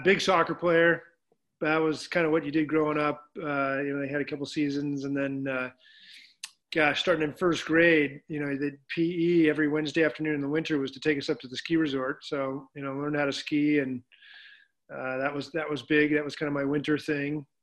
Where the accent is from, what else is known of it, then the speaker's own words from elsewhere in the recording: Reno, Nevada, United States; I grew up in Reno, Nevada.